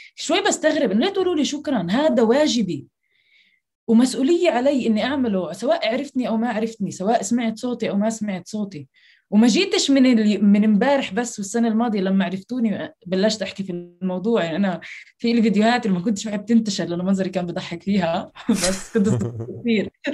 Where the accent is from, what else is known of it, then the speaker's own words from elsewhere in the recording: Jerusalem, Palestine; من القدس وتحديدا حي الشيخ جراح